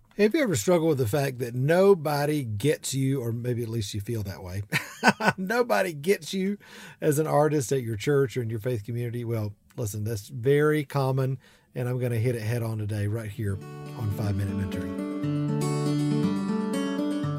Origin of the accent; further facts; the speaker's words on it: South Georgia, United States; accent: big southern accent; I'm from South Georgia